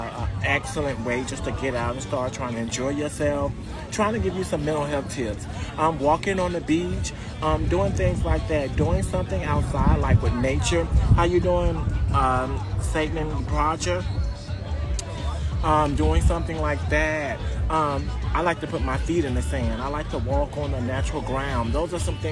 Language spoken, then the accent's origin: English; Mississippi, United States; now in Florida, United States; I am actually from a little small state called Mississippi